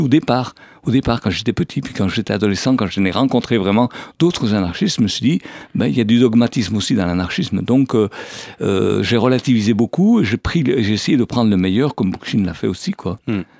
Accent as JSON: {"language": "French", "area": "Savoie", "region": "Auvergne-Rhône-Alpes", "country": "France", "tie": "born or raised there", "moved": "yes", "lives_now": "Malaga, Spain", "said": "Je suis né dans les Alpes en Savoie"}